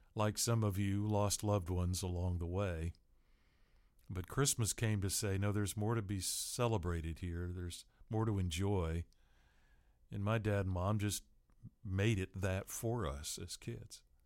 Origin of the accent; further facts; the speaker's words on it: Seattle, Washington, United States; growing up in Seattle